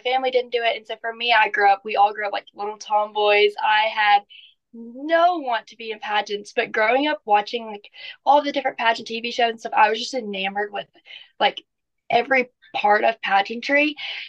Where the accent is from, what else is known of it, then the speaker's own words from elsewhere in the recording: Natchez, Mississippi, United States; I'm 19 years old. I'm from Natchez, Mississippi, and I'm just a normal teenage girl that had a big dream.